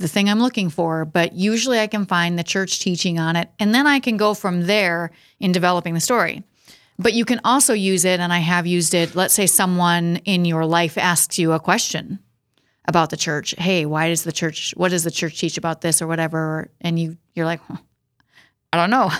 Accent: Watertown, South Dakota, United States; I'm from Watertown, Castlewood area originally

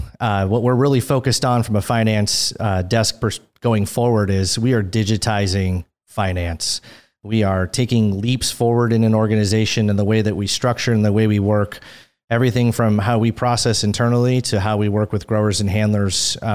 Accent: Minnesota, United States; moved away as an adult; also born or lived in California / Beaverton, Oregon; Born and raised in Minnesota, so I'm a Midwestern boy. Grew up north of the Twin Cities

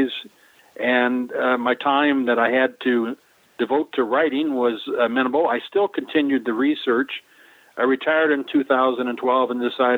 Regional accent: Los Angeles, California, United States; I grew up in Los Angeles when it was still a minor league town.

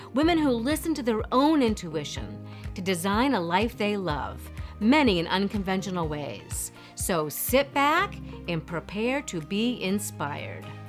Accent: Houlton, Maine, United States; also born or lived in Vermont; we grew up in Halton, Maine

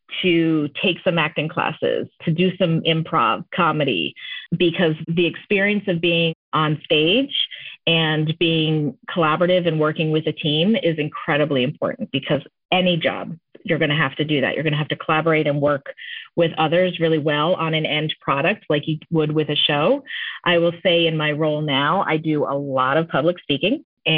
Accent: Maine, United States; moved away as an adult; also born or lived in Sunnyside and Woodside, Queens, New York; now in New York, United States; when I was growing up in Maine

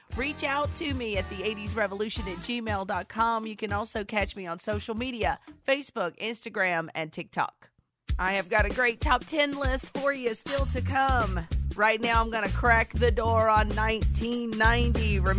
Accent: South Georgia, United States; I was a kid. I was growing up in South Georgia in the 1980s with my parents and my grandmother and my siblings.

